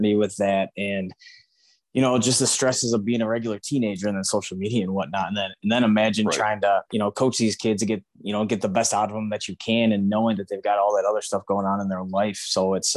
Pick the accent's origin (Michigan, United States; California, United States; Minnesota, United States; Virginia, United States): Michigan, United States; Clawson; I'm from Clawson